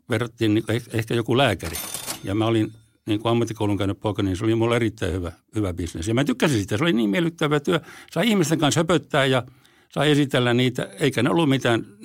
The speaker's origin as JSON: {"language": "Finnish", "region": "Häme", "country": "Finland", "said": "vaikka mä olen hämäläinen, niin mä tykkään semmoista nopeasta ja aggressiivisesta touhusta."}